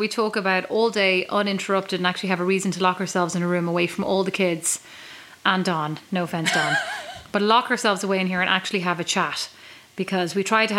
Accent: Kildare, Leinster, Ireland; now in Fort Wayne, United States; from Kildare

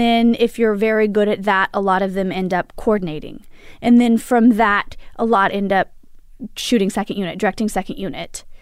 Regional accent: Imperial Valley, California, United States; moved away as an adult; now in Los Angeles, United States; I grew up, uh, in Linda of San Diego in the desert, Imperial Valley.

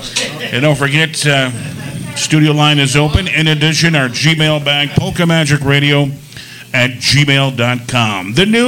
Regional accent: Amsterdam, New York, United States; I grew up in Amsterdam. How's that one?

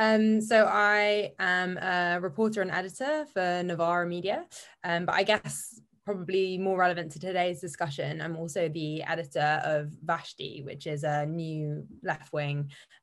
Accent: London, United Kingdom; I grew up in Stamford Hill

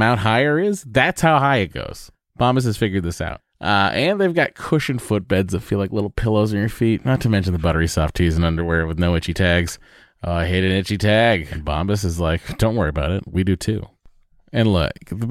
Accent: Lowell, Massachusetts, United States; moved away; I'm from Lowell.

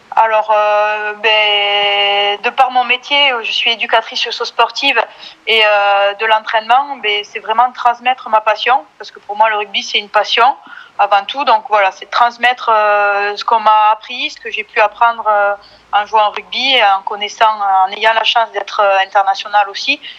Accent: Bonrepos, Occitania, France; also born or lived in Tarbes; now in Blagnac, France; je viens d'un petit village qui s'appelle Bon Repos, à côté de Lannemezan, dans les Hautes-Pyrénées

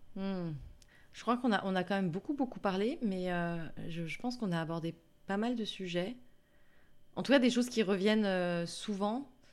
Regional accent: south of France, France; now in Paris, France; je viens du sud de la France

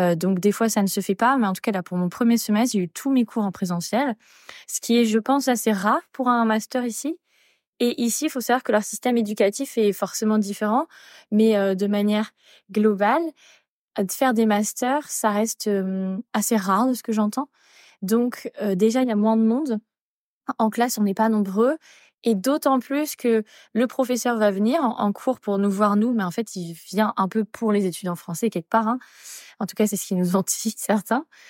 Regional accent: Angers, Pays de la Loire, France; moved away as an adult; also born or lived in Paris; now in Sydney, Australia; je viens d'Angers et que des fois ma famille me manquait

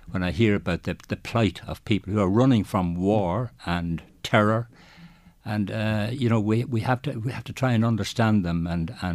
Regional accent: Drogheda, Leinster, Ireland; I'm from Drogheda. I was born in Drogheda, of course. I'm a Drogheda man, very proud Drogheda man. And then, of course, um, uh, my uh, parents were Dublin and Dundalk. My mother was from Dublin.

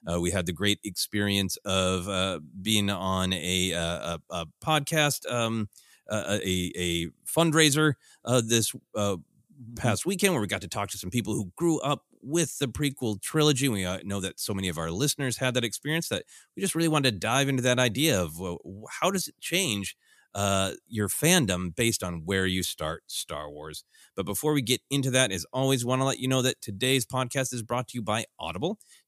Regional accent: Minneapolis, Minnesota, United States; I am going to say, as somebody who has experienced a lot of hot and cold, the extremes growing up in Minneapolis, where it really swings back and forth

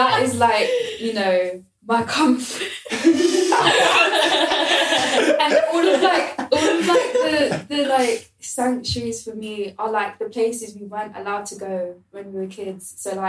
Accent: London, United Kingdom; being someone that's born and raised in London

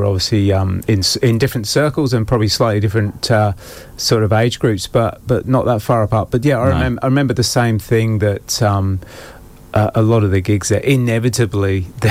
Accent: United Kingdom; I'm from Midland

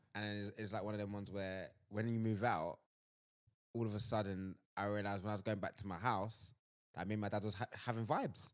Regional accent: London, United Kingdom; I'm from Southeast London

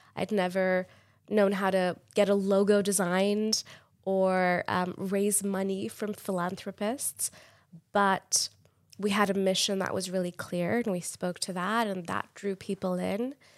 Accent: Pakistan; moved away as an adult; now in United States; I grew up in Pakistan

